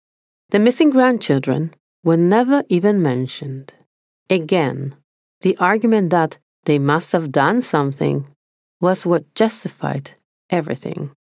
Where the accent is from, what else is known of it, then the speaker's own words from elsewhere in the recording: Argentina; I then grew up surrounded by right-wing people. And to make matters a little bit more extreme, I grew up in the Menem era. For those who don't know what this means, here comes an explanation. Argentina had a president from 1989 to 1999